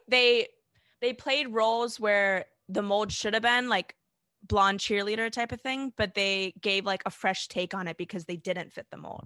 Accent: South Africa; I was born in South Africa to South African parents

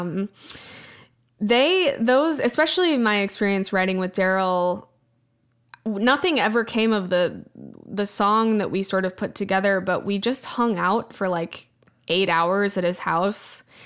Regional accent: Wimberley, Texas, United States; moved away; also born or lived in Austin; Wimberley in Texas, my hometown

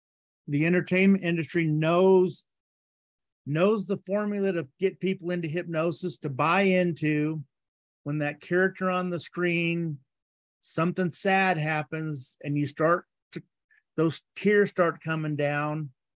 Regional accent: the South, United States; I grew up in the South. The South is the Bible Belt.

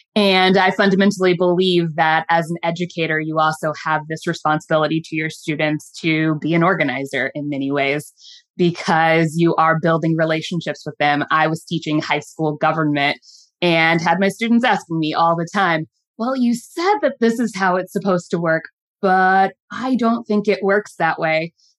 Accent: Midwest, United States; now in Baltimore, United States; learn the city of Baltimore and the state of Maryland, because I was a transplant from the Midwest.

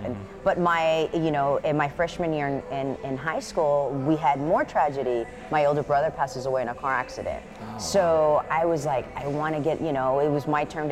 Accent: Houston, Texas, United States; I grew up here in Houston.

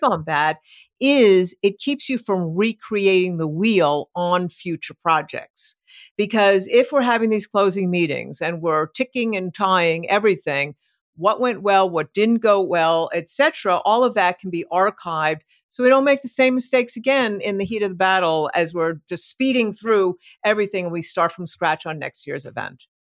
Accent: New York City, New York, United States; moved away; I'm from New York City originally.

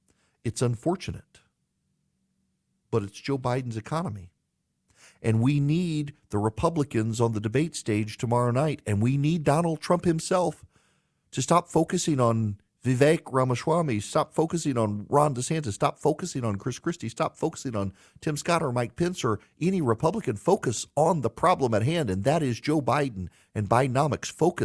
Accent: Dubai, United Arab Emirates; also born or lived in Louisiana, United States; Like I grew up in Dubai, but we would come home in the summer, and I was born in South Louisiana in plantation country

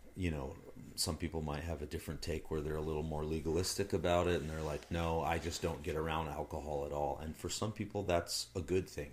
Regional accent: United States; I'm an American

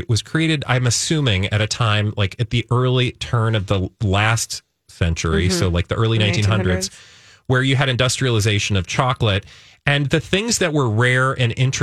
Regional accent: Midwest, United States; I'm a Midwesterner through and through

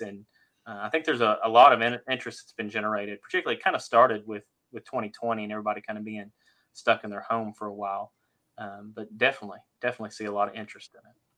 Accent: Fort Worth, Texas, United States; I grew up in Fort Worth, Texas

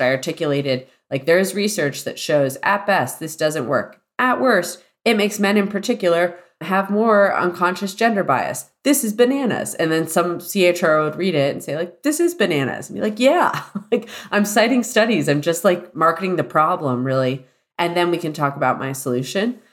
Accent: Celebration, Florida, United States; I grew up in Walt Disney World's planned community.

